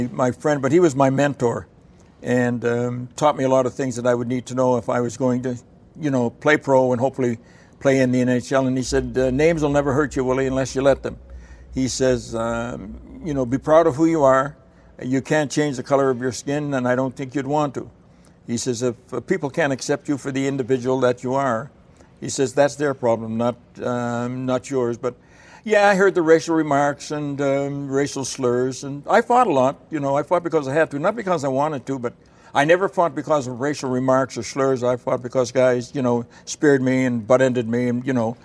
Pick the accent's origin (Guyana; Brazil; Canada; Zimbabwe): Canada; Fredericton, New Brunswick; moved away as an adult; I was playing baseball in my hometown, Fredericton